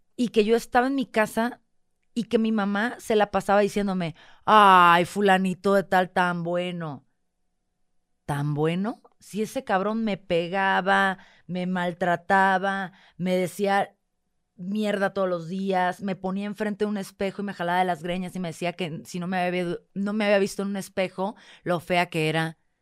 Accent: northern Mexico, Mexico; moved away as an adult; soy norteña

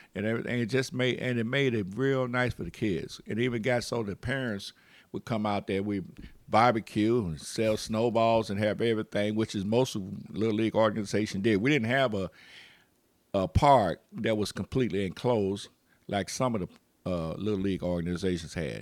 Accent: Chicago, Illinois, United States; we're from Chicago

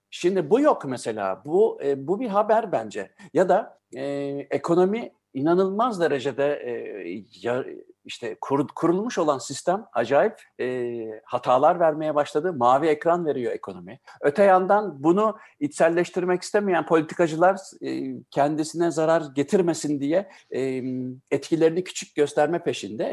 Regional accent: Germany; benim babam Almanya'ya gastarbeiter olarak gittiğinde ben işte o yüzden zaten Almanya'da doğdum.

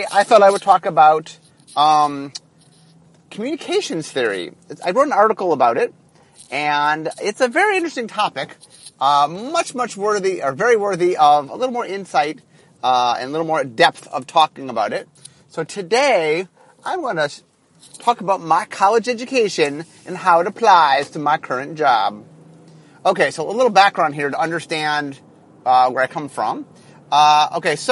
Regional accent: Ohio, United States; moved away as an adult; now in Seattle, United States; I'm from Ohio

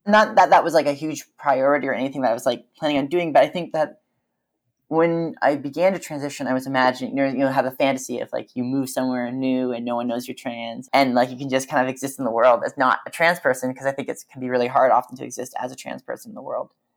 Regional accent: Vancouver, British Columbia, Canada; moved away as an adult; also born or lived in Victoria; now in Berlin, Germany; I grew up in Vancouver

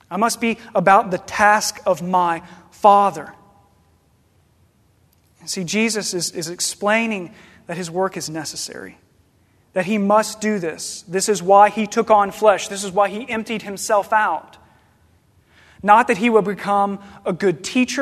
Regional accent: Paducah, Kentucky, United States; I'm from Paducah, Kentucky

